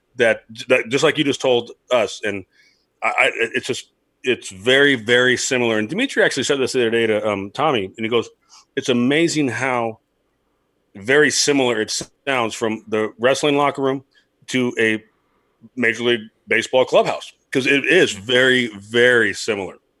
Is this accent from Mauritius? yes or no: no; Los Angeles, California, United States; moved away; I'm from Los Angeles